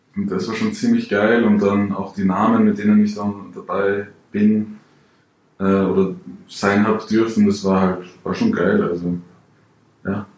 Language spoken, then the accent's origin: German; Salzburg, Austria; ich bin aus Salzburg direkt Grenze zu Deutschland